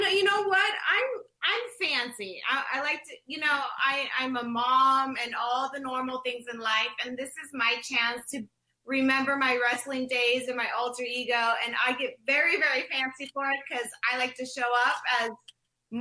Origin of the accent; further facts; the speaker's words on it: Milwaukee, Wisconsin, United States; also born or lived in Southern California; now in California, United States; they brought us to Milwaukee, Wisconsin, my hometown